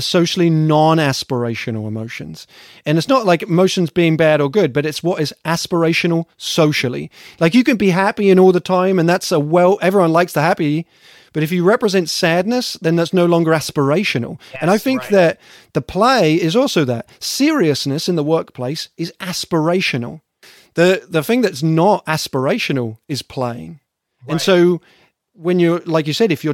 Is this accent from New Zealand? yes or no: no; England, United Kingdom; moved away as an adult; now in United States; an English person coming to the States.